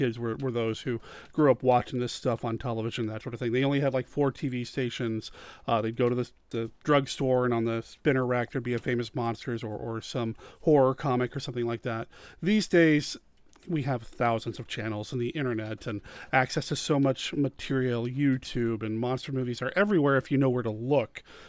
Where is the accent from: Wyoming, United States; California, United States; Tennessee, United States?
Wyoming, United States; also born or lived in Arizona / Washington / Montana; I don't remember my time growing up in Arizona, which is where I was born, but my earliest memories are from Washington. Spent some time there, moved to Montana, and then ultimately Wyoming